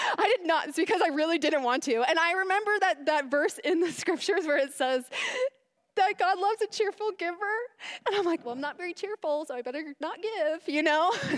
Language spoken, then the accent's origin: English; Chandler, Arizona, United States; I'm from Chandler